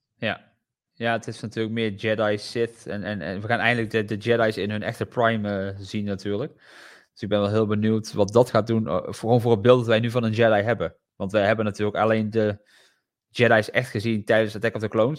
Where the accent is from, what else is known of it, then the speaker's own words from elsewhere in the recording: Netherlands; als Nederlander